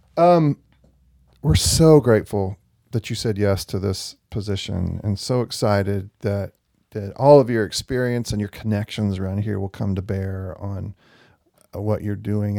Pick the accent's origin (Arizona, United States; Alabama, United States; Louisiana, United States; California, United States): Alabama, United States; Gadsden; Gadsden, Alabama.